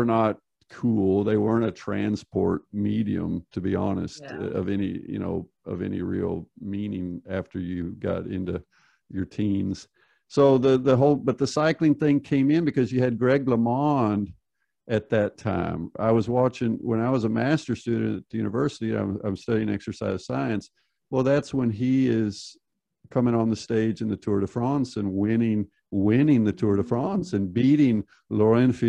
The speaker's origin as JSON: {"language": "English", "country": "United States", "tie": "born or raised there", "said": "I grew up in the United States"}